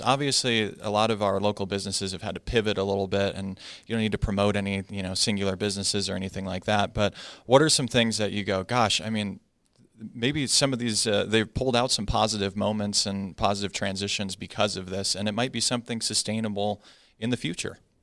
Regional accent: Arizona, United States; I'm from Arizona

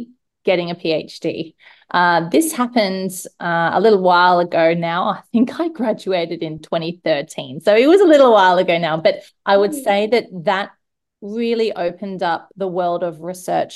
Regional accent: Sydney, New South Wales, Australia; moved away as an adult; now in Brisbane, Australia; I grew up in Sydney and then moved to the sunny state a little while ago and very much call Brisbane home these days

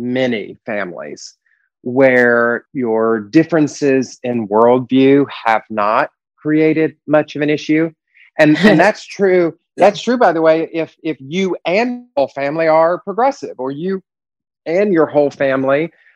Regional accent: the Deep South outside of Atlanta, Georgia, United States; I was raised in the Deep South outside of Atlanta

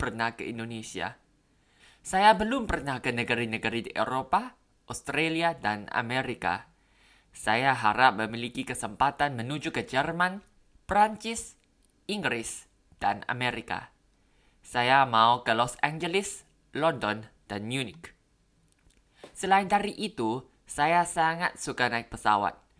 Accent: Bangkok, Thailand; Indonesian is a second language; Saya orang Thai. Saya berasal dari Bangkok, Thailand. Saya lulus dari sekolah kedokteran baru-baru ini. Saya tinggal di Bangkok seumur hidup saya.

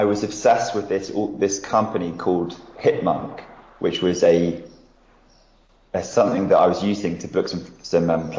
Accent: United Kingdom; as a British person

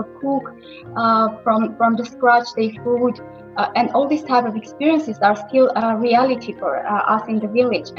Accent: Armenia; born or raised there; moved away as an adult

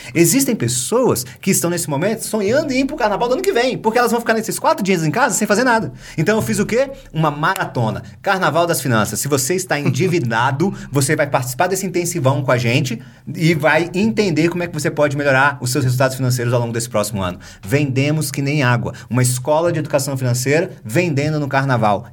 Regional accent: Brasília, Federal District, Brazil; Eu, como bom brasiliense, sou de Brasília

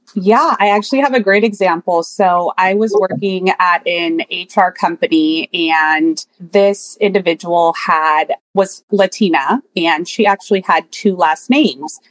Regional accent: the Peninsula, Bay Area, California, United States; I grew up in the peninsula in the Bay Area, born and raised

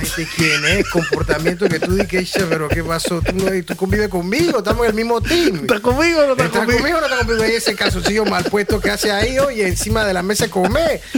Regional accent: Panama; La clásica del panameñorro, somos muy hard nosotros

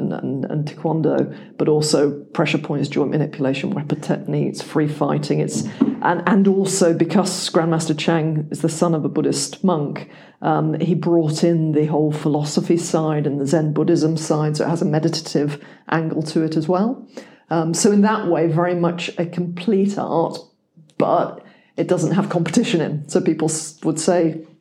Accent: England, United Kingdom; moved away; also born or lived in United States; I am English

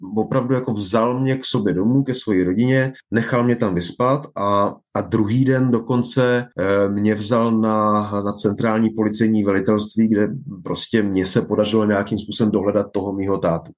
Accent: Czechia; moved away as an adult; also born or lived in Nigeria / Spain; ta česká kultura uh, mě oklopovala drtivou většinu mého života. Vyrostl jsem v ní, dozrál jsem v ní

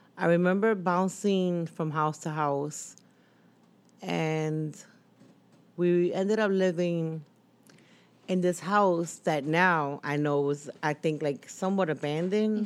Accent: Philadelphia, Pennsylvania, United States; also born or lived in Massachusetts; I came two Philadelphia, to live in Philadelphia at the age of five, but I was born in Lower Massachusetts

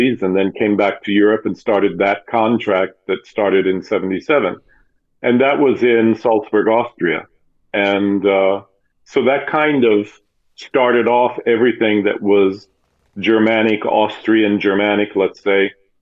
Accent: Oklahoma City, Oklahoma, United States; When I was a child, I grew up in Oklahoma City, which is not that far away from Mexico

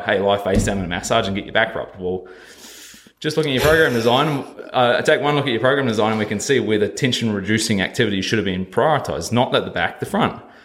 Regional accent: New Zealand; moved away as an adult; I come over here from New Zealand at about 19, yeah, about 19 years old

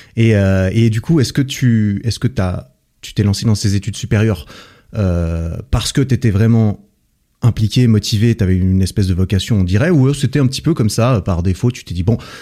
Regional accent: Switzerland; je suis de Suisse

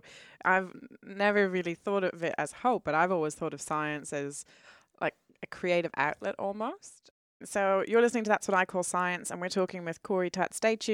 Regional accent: Ireland; I'm Irish and we say deadly or savage all the time.

